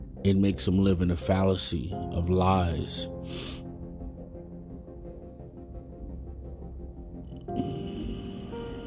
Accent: United States; Mexican American, Mexican, Chicano, whatever you want to call. Us, we are Native American, indigenous roots in Mexico

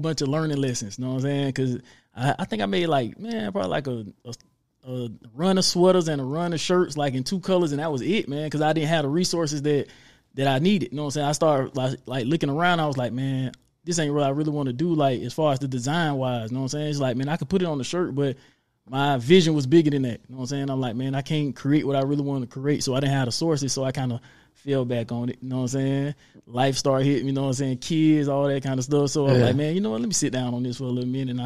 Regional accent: Jacksonville, Florida, United States; born and raised in Jax

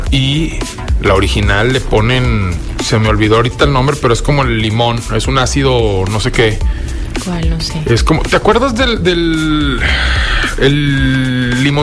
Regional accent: northern Mexico, Mexico; Pero como necios norteños es de que Está sudando, julio 40 grados y es eh, una carnita asada.

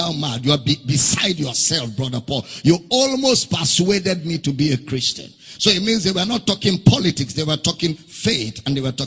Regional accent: Nigeria; During election, I will go as a Nigerian to vote

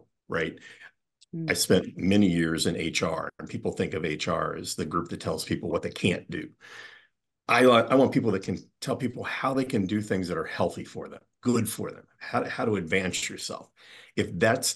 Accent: Midwest, United States; now in Rhode Island, United States; I am not a native New Englander. I grew up in the Midwest and was smart enough at an early age to get out of there

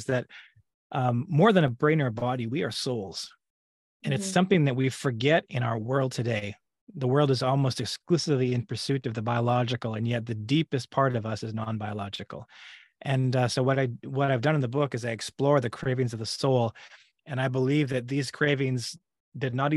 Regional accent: Alberta, Canada; moved away as an adult; now in California, United States; I am originally from Alberta, Canada. I grew up there, born and raised, and it's only been in the last 7 years that I've lived in California in the United States.

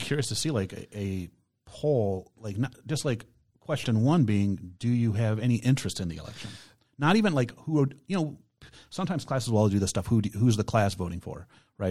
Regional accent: Palatine, Illinois, United States; now in Brownstown Township, United States; where I grew up in, in Palatine, Illinois

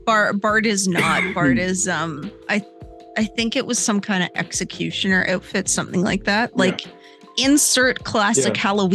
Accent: Canada; We're both Canadian.

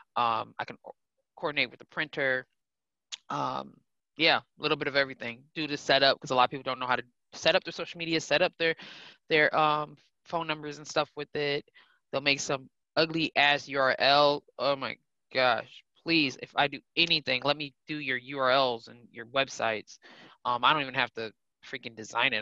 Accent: Milwaukee, Wisconsin, United States; I'm originally from Milwaukee, born and raised

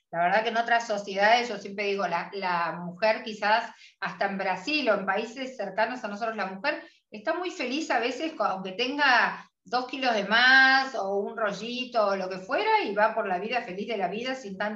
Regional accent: Argentina

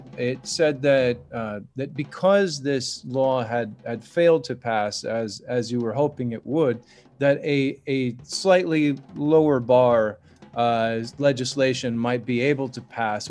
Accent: United States; as an American

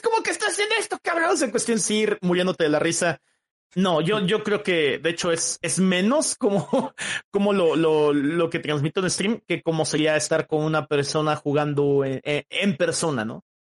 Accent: Oaxaca, Mexico; yo soy de Oaxaca, México

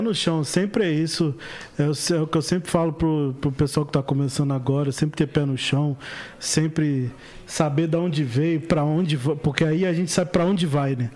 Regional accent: Rio de Janeiro, Brazil; na Nova Holanda lá, onde eu fui criado

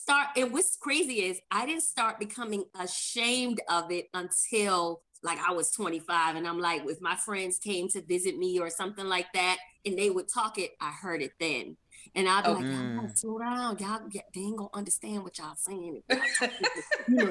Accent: Charleston, South Carolina, United States; accent: Geechee; moved away; also born or lived in Savannah, Georgia; I moved to Savannah from Charleston

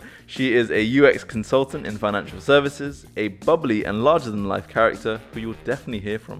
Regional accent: Nepal; moved away; I'm originally from Nepal

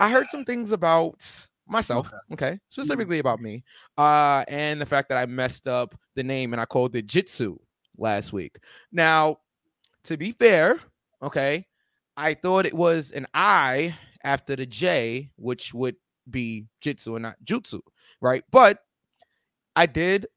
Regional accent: New York City, New York, United States; Brooklyn, my hometown, me and V's hometown

